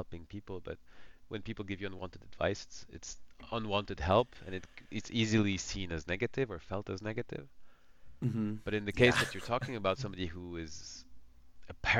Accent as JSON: {"language": "English", "country": "France", "said": "coming from France"}